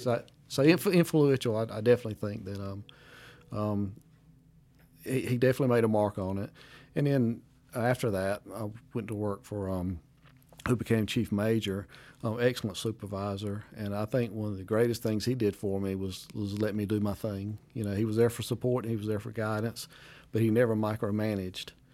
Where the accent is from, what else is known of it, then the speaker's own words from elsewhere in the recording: Wade, North Carolina, United States; Community of Wade where I grew up